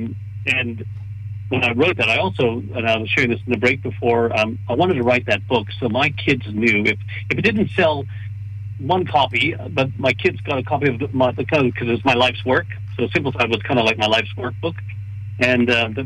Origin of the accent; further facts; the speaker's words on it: Canada; I'm Canadian. We say sorry